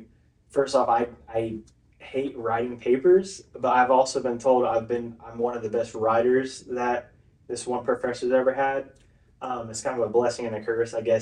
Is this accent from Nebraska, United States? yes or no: no; Claremore, Oklahoma, United States; moved away as an adult; now in Tahlequah, United States; I was raised in Claremore all my life, got married and moved here. So I've been here for 2 years now